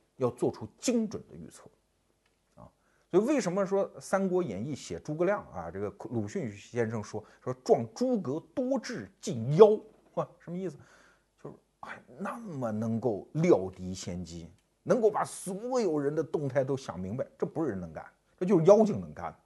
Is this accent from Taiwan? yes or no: no; China; 我们中国人